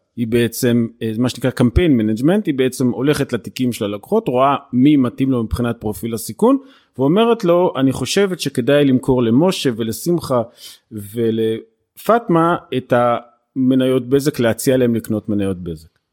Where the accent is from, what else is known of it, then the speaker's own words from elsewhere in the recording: Beersheba, Southern District, Israel; אני באר שבעי, אני אוהב את באר שבע